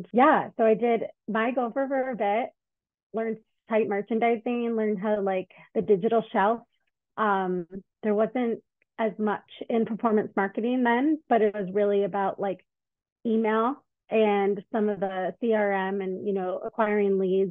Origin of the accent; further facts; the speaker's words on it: Detroit, Michigan, United States; moved away as an adult; also born or lived in Chicago; moved to Chicago because I'm from Detroit.